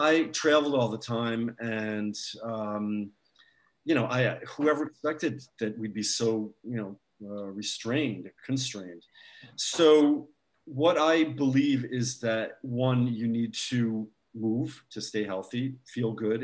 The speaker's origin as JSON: {"language": "English", "country": "United States", "moved": "yes", "said": "I have family in the States"}